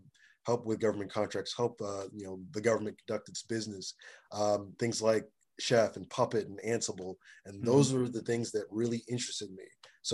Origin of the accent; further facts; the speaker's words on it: Springfield, Virginia, United States; also born or lived in Nigeria / Memphis, Tennessee; So I was born in Nigeria, and I grew up in Springfield, Virginia, in Memphis, Tennessee.